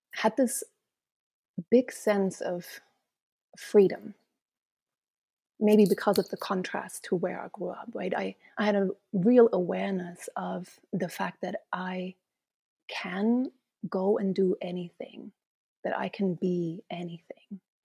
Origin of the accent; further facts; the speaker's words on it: East Germany, Germany; moved away as an adult; also born or lived in Mesquite, Nevada / England / Luxembourg / Tanzania; I was born in East Germany